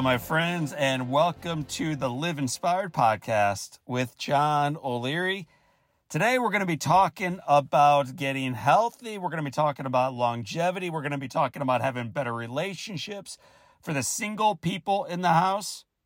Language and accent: English; St. Louis, Missouri, United States; I grew up in St. Louis, Missouri.